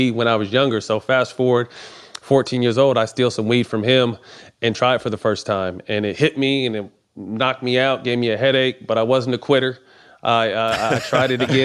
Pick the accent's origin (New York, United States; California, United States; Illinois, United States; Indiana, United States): California, United States; Sacramento; I'm a part owner of a brand called Seven Leaves out of Sacramento, out of my hometown now